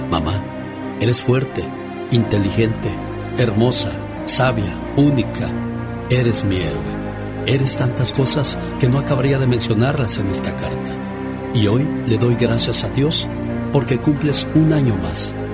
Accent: Rayón, San Luis Potosí, Mexico; moved away; porque un día salí de Rayón San Luis Potosí, México. Pero Rayón San Luis Potosí, México, nunca salió de mí.

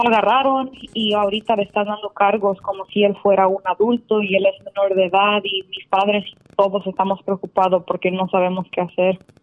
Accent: El Salvador; yo soy, curiosamente del Salvador

